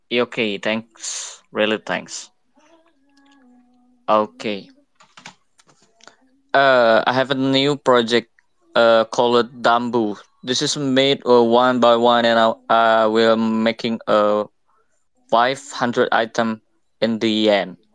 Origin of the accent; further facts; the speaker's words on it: Indonesia; English is a second language; Yeah, I'm from Indonesia. I'm a graphic uh, designer and I'm studying about NFT.